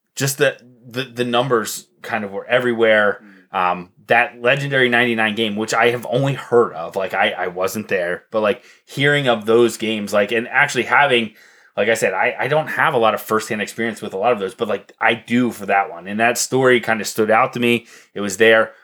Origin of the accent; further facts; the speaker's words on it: Columbia, Pennsylvania, United States; I grew up in Columbia. There's 2,000 people